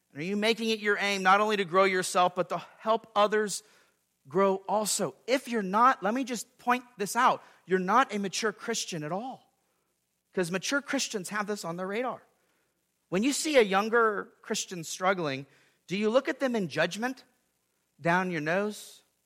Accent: California, United States; moved away as an adult; now in Gallatin, United States; me and Stacy leaving where we grew up in California to serve this church here in Gallatin, Missouri

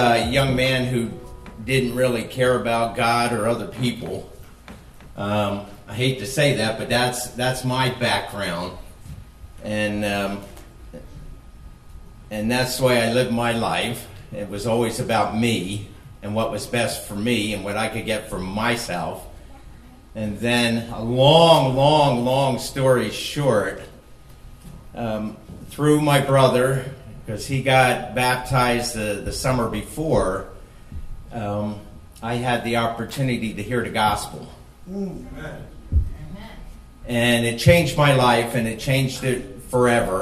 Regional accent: New Jersey, United States; moved away as an adult; also born or lived in Philadelphia, Pennsylvania / Nevada / Moab, Utah / Las Vegas; raised in Jersey

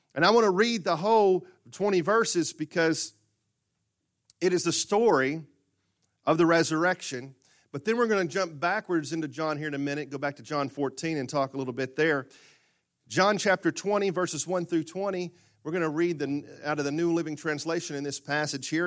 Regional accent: Murfreesboro, Arkansas, United States; growing up in Murfreesboro, Arkansas

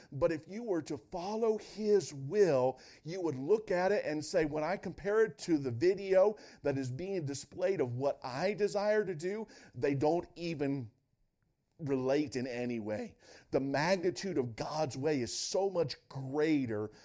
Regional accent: Northwest Ohio, United States; I grew up in Northwest Ohio

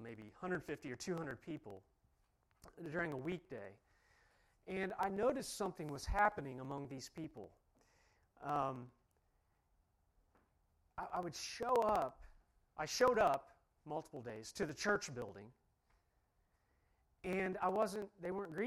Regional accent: Ohio, United States; I'm from Ohio

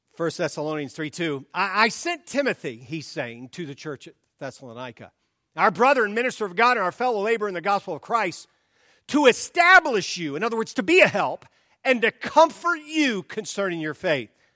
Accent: the South, United States; moved away; I grew up in the South

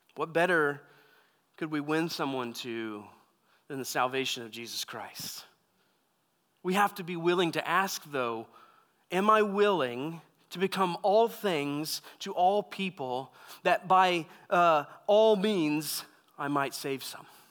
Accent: Texas, United States; moved away as an adult; also born or lived in California; I grew up in Texas

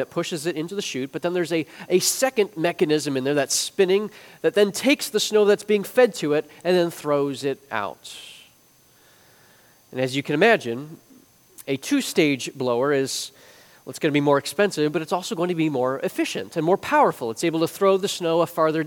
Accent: Chicago, Illinois, United States; moved away; I grew up in the Chicagoland area

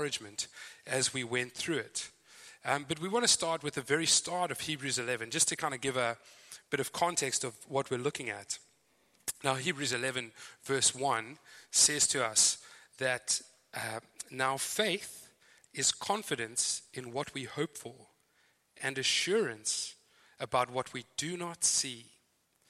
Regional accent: Zimbabwe; accent: Zimbabwean; moved away as an adult; now in Joondalup, Australia; As you can hear, my accent is very clearly Zimbabwean. Some thought South Africa, but you're wrong. So I am from Zimbabwe. I've been in Australia since 2008

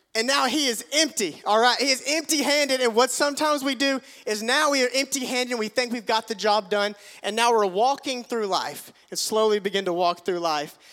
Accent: Tigertown, United States; my house where we grew up in Tigertown

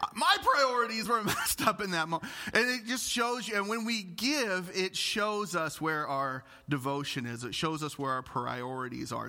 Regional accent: Illinois, United States; I'm from Illinois

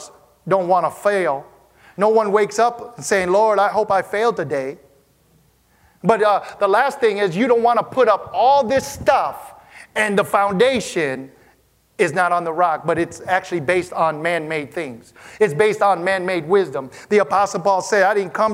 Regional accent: Wisconsin, United States; growing up in Wisconsin where it snowed

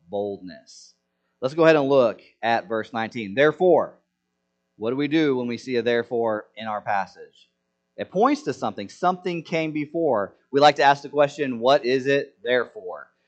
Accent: Senegal; when I was growing up in Senegal, there was this this feast.

